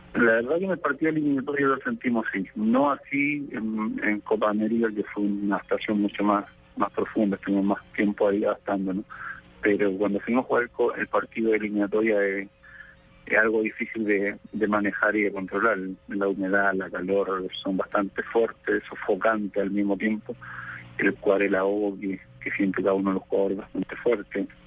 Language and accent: Spanish; Chile; nosotros como chilenos